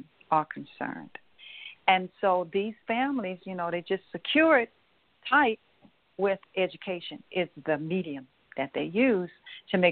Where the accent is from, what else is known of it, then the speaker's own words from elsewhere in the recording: Louisiana, United States; here in Louisiana, Baton Rouge, and in my hometown as well